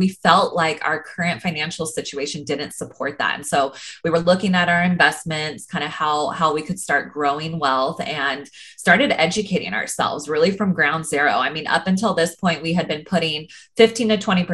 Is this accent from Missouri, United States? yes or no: no; Sacramento, California, United States; moved away as an adult; now in Los Angeles, United States; I grew up in Northern California, up in Sacramento